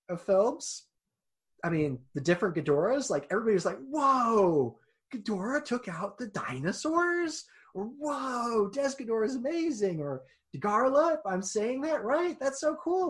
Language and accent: English; Kansas, United States; I am from Kansas